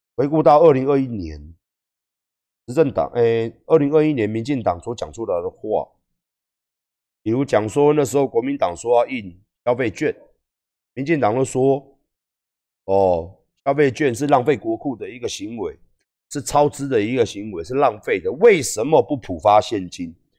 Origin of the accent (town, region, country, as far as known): Taiwan